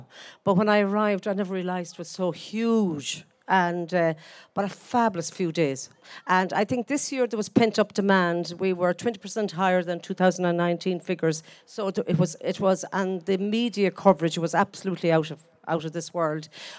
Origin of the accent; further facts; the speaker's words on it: Galway, Connacht, Ireland; I'm from Galway